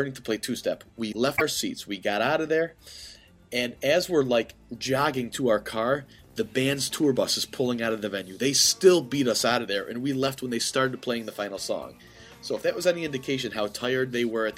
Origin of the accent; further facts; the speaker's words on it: Central New York, United States; we're from Central New York